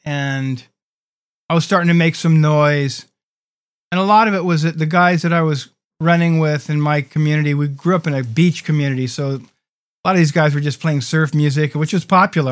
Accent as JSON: {"language": "English", "town": "San Diego", "region": "California", "country": "United States", "tie": "born or raised there", "also_born_or_lived": "Los Angeles", "said": "who I grew up in San Diego"}